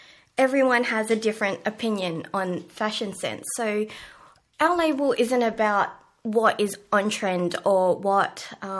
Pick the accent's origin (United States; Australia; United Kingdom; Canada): Australia; Panawanika, Western Australia; I retreated back to my hometown in Panawanika